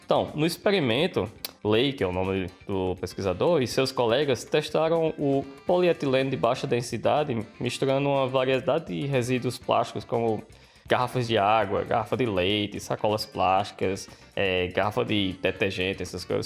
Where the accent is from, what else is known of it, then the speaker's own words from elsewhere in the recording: Brazil; now in Australia; da minha terra